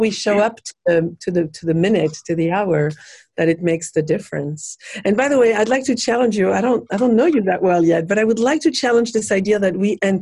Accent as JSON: {"language": "English", "country": "France", "moved": "as an adult", "lives_now": "Los Angeles, United States", "said": "I'm from France originally, and I've lived"}